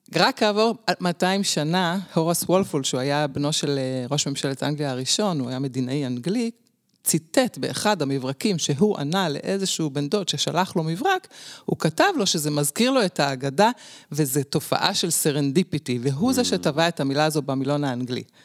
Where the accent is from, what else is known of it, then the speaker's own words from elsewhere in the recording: Jerusalem, Jerusalem District, Israel; אני נולדתי בירושלים, דור עשירי, משפחה שורשית